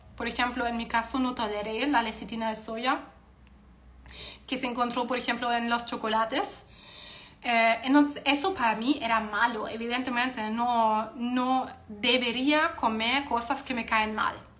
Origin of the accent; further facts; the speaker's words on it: Germany; soy alemana